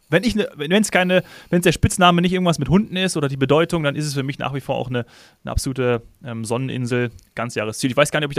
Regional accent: Hesse, Germany; now in Munich, Germany; da habe ich ja noch in meiner Heimat Hessen gewohnt und nicht in München.

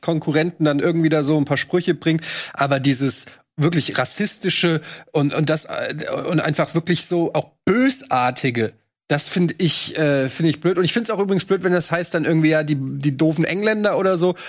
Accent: Germany; wir als Deutsche

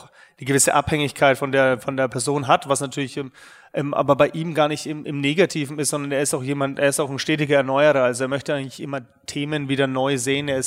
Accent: Nuremberg, Bavaria, Germany; bin ähm, gebürtiger Nürnberger. Man wird es vielleicht auch noch hören in den nächsten ähm, ein bis zwei Stunden, dass man ab und zu rauskommt. Ähm, ja, in Nürnberg bin ich ehrlich gesagt aufgewachsen

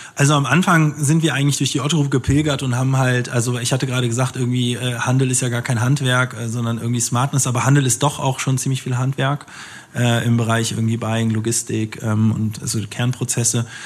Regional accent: Germany; ich bin in Deutschland geboren, meine Mama ist Ägypterin

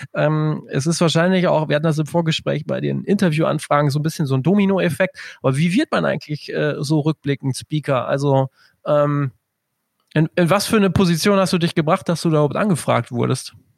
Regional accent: Germany; als Deutscher

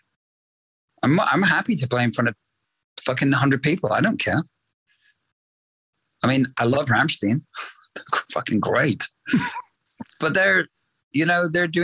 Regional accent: Canada; now in Los Angeles, United States; I studied in high school when I was a kid in Canada

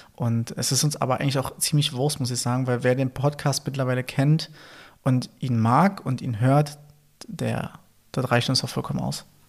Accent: Berlin, Germany; accent: Berliner; meinen Berliner Akzent

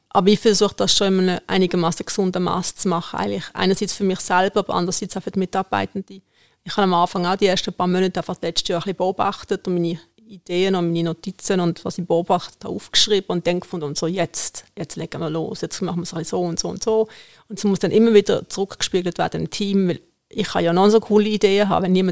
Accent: Iran; German is a second language; Im Iran, wo ich herkomme, haben wir nie ein Messer am Tisch.

